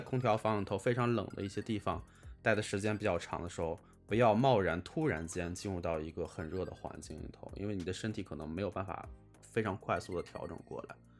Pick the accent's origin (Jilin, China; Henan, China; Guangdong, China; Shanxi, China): Shanxi, China; Taiyuan; now in Beijing, China; 我老家是山西太原